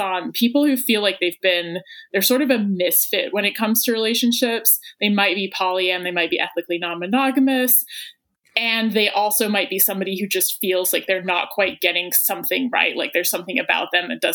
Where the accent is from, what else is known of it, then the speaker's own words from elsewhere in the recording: England, United Kingdom; now in Athens, United States; I am based in Athens, Georgia, and I'm from England originally